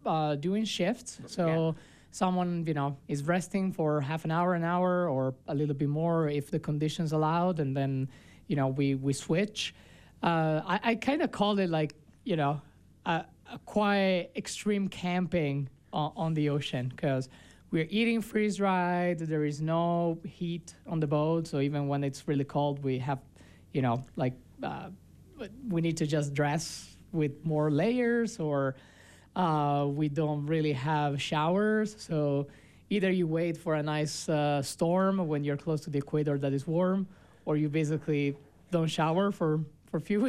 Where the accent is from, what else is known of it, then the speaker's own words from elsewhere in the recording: Italy; now in Park City, United States; my hometown in Italy